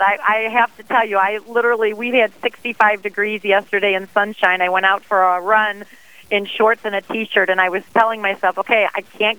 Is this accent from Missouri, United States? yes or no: yes; St. Louis, Missouri, United States; I'm from the Archdiocese of St. Louis, Missouri.